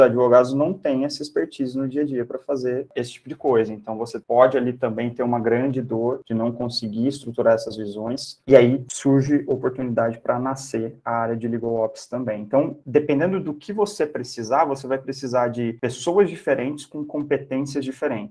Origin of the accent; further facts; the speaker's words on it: Campinas, São Paulo, Brazil; Eu sou de Campinas